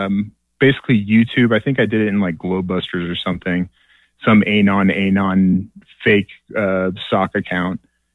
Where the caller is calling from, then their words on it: Utah, United States; Oh, man. Sunny Utah.